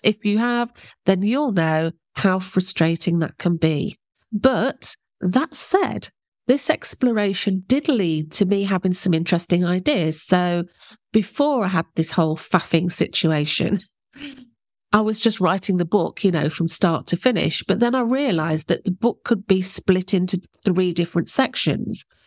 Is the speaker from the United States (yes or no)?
no; England, United Kingdom; I'm English